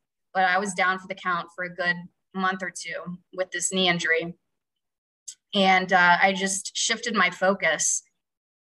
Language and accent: English; West Virginia, United States; moved away as an adult; also born or lived in Pittsburgh / Cleveland; now in New York, United States; I'm from West Virginia. I'm from a small town and I didn't grow up with a lot of money.